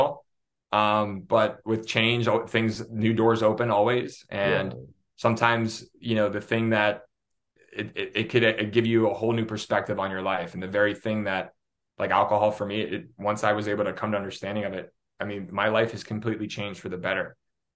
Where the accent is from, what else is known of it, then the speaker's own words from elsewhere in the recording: Pittsburgh, Pennsylvania, United States; moved away; I'm from Pittsburgh originally, so I am a Steeler fan